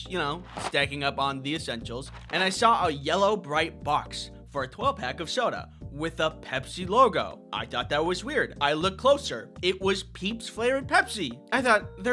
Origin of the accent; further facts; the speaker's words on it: Midwest, United States; I'm from the Midwest. We dip our pizza in ranch